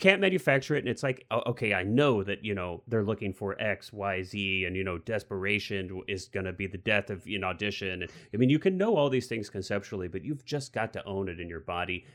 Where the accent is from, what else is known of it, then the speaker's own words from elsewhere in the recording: Missouri, United States; now I'm from Missouri